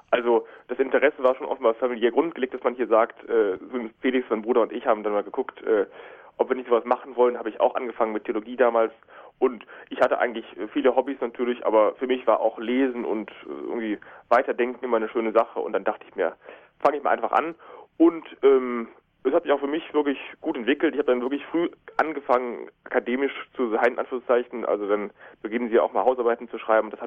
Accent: Cologne, North Rhine-Westphalia, Germany; Ja, ich spreche nur Hochdeutsch, kein Kölsch, aber ich bin doch sehr mit Köln verbunden.

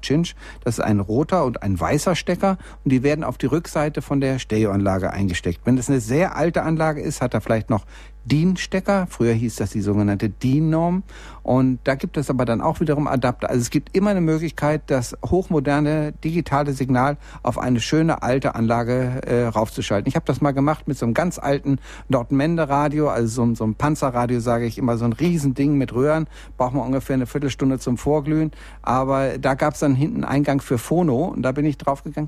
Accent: Bielefeld, North Rhine-Westphalia, Germany; now in Munich, Germany; ich komme ja nur eigentlich aus Bielefeld, bin aber hier in München gelandet und mich kriegen hier auch keine zehn Pferde mehr weg

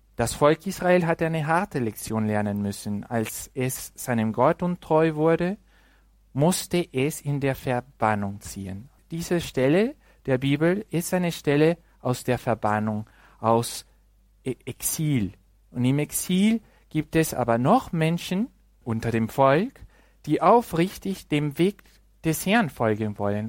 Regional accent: Mexico; German is a second language; moved away; im Land, wo ich herkomme, aus Mexiko

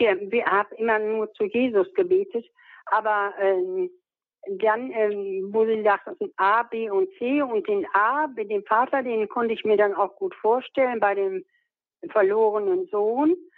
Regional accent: Münster, North Rhine-Westphalia, Germany; in Münster vor, wo ich herkomme.

